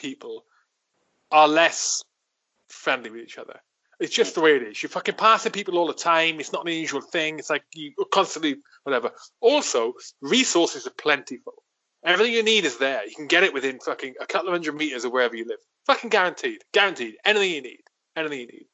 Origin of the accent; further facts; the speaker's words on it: South Wales valleys, United Kingdom; moved away as an adult; also born or lived in Colchester / London; I grew up initially on a farm for like 10 fucking however long, I can't remember, and then like into a village in the valleys of South Wales